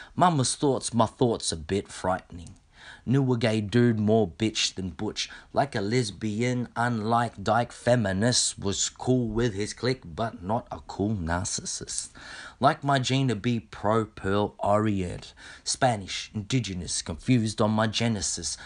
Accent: Australia; a Filipino Australian

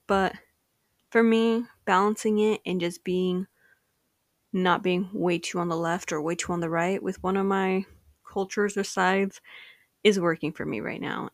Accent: United States; Mexican-American, Mexican version of me

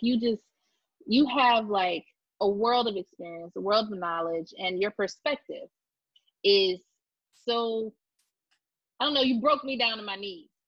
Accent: Florida, United States; I came from South Florida and there's a lot of Jewish, you know, people in South Florida.

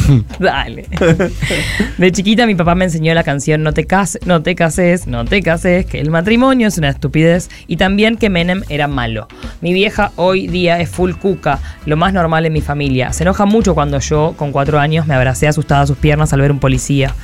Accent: Córdoba, Argentina; somos de Córdoba.

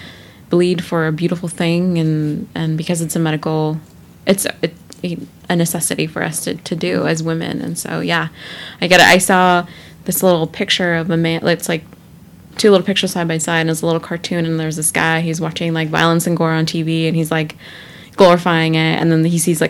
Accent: Fresno, California, United States; we're from Fresno

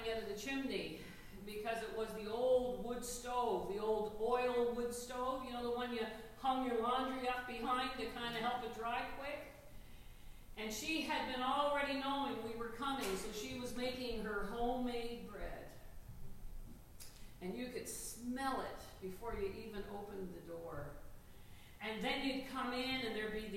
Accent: Newfoundland and Labrador, Canada; I'm a Newfoundlander.

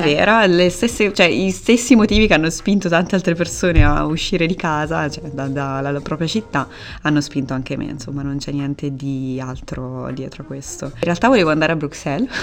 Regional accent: Perugia, Umbria, Italy; moved away as an adult; also born or lived in Rome / Urbino; now in Antwerp, Belgium; Io sono, sono nata a Perugia ho studiato a Roma e poi ho studiato a Urbino e poi sono tornata a Perugia

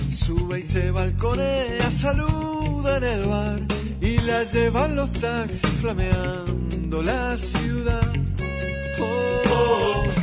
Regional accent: Uruguay; como futboleros que somos todos los uruguayos

